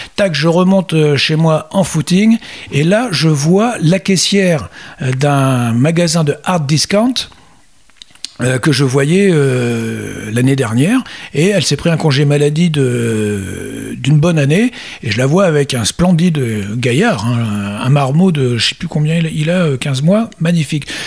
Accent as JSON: {"language": "French", "country": "France", "said": "chez nous, en France"}